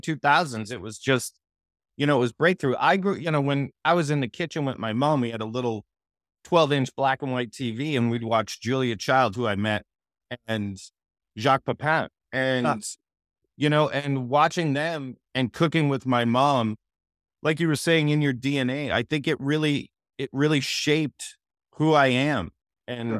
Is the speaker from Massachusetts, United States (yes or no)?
yes; Boston, Massachusetts, United States; moved away as an adult; also born or lived in Los Angeles, California; I grew up in Massachusetts.